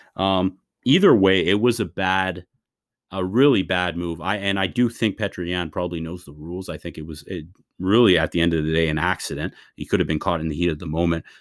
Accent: Canada; As a Canadian guy

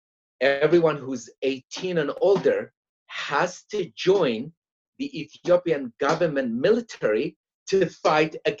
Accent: Eritrea; English is a second language; moved away as an adult; also born or lived in Germany; now in United States; I'm from Eritrea.

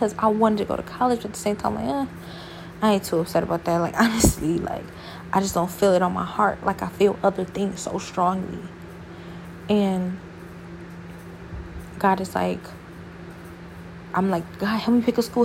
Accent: Ohio, United States; now in Houston, United States; I'm from Ohio

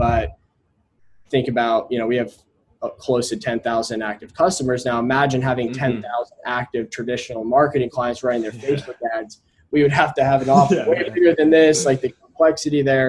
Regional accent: Indianapolis, Indiana, United States; I grew up in Indianapolis, Indiana.

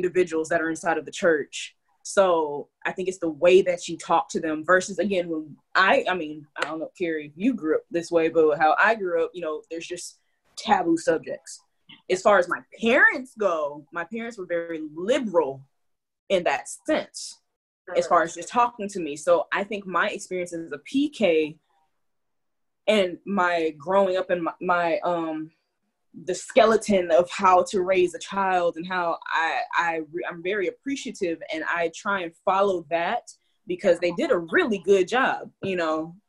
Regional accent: California, United States; now in Deep South, United States; I am Californian

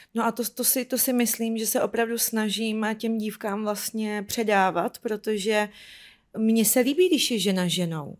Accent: Ukraine; now in Czech Republic; že jsem Ukrajinka, přestěhovala jsem do Česka

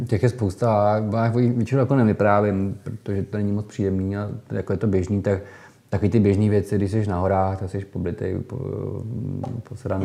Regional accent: Holice, Pardubice Region, Czechia; já pocházím z Holic, super Pardubic, z rodiště doktora Emila Holuba

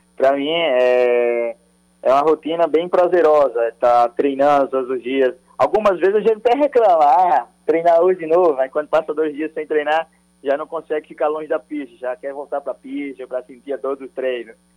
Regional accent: Paraíba, Brazil; eu que tenho orgulho de dizer que sou nordestino, que sou paraibano

